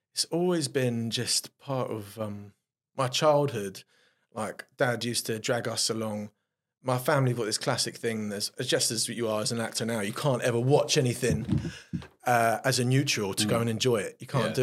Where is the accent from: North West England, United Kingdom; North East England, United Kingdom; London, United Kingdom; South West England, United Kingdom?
London, United Kingdom; I grew up in South London in Streatham, West Norwood sort of area